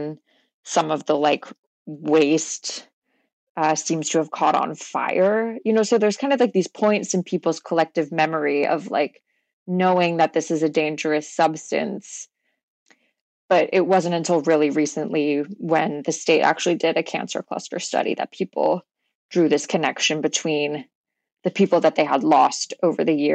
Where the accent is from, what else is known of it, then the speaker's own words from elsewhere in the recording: Houston, Texas, United States; I grew up in Houston